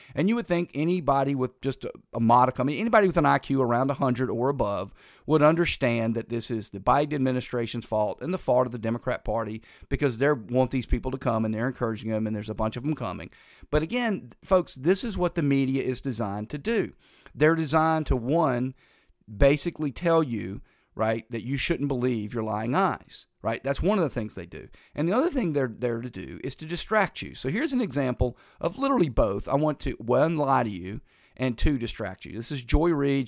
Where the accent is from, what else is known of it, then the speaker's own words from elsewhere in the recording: North Carolina, United States; moved away as an adult; also born or lived in Tallahassee, Florida; I was from North Carolina